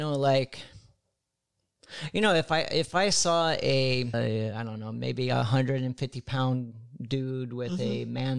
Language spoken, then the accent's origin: English; Midwest, United States; now in Los Angeles, United States; I'm from the Midwest. Mm-hmm. You know, I'd only been in L.A. a couple months. I'm from a small rural town.